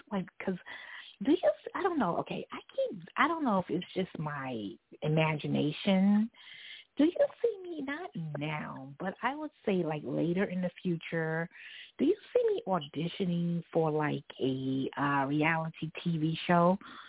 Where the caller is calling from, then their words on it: New York City, New York, United States; I'm calling from New York City.